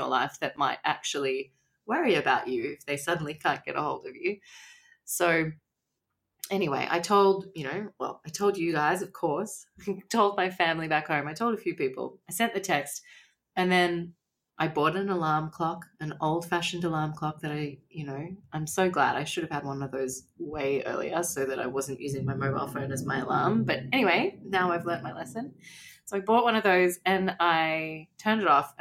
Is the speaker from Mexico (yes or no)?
no; Australia; I'm from Australia